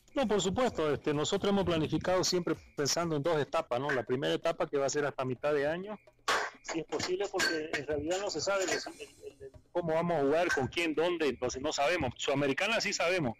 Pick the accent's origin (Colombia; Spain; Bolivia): Bolivia; porque somos bolivianos